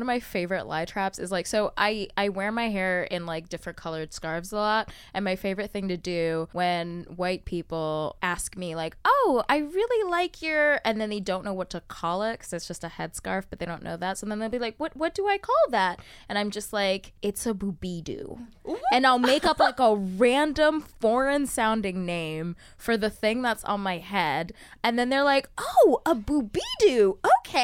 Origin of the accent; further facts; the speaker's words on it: United Kingdom; accent: British; Like you think that I'm going to be a certain way and then I come in with my British accent and I totally just kind of surprised you.